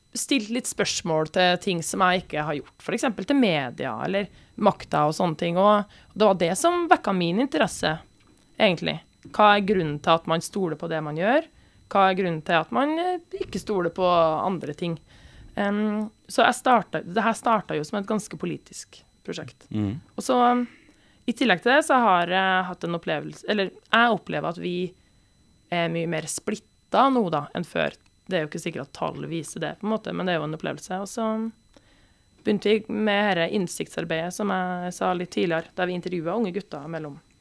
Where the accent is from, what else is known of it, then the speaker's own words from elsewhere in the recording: Trøndelag, Norway; som trønder